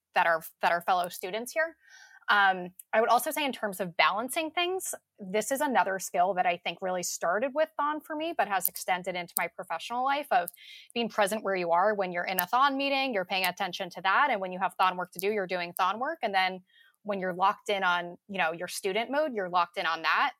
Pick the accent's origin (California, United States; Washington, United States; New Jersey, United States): New Jersey, United States; I also from, am from out of state. I'm from New Jersey